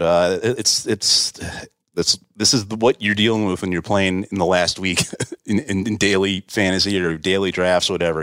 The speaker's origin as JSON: {"language": "English", "region": "New Jersey", "country": "United States", "tie": "born or raised there", "said": "Growing up in New Jersey"}